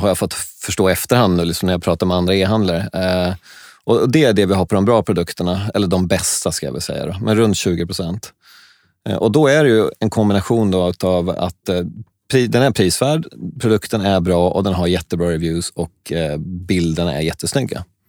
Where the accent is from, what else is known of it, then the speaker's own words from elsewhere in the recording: Sweden; also born or lived in China; jag är svensk